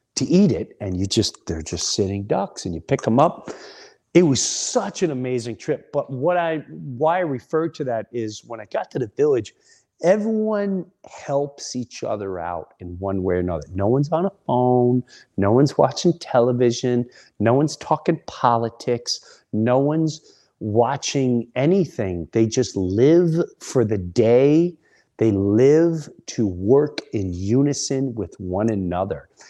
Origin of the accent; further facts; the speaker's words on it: Long Island, New York, United States; We were, we were like brothers and sisters growing up in Long Island